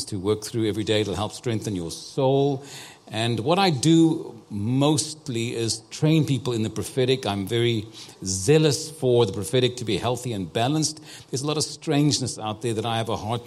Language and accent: English; Cape Town, Western Cape, South Africa; I was born and raised in Cape Town, South Africa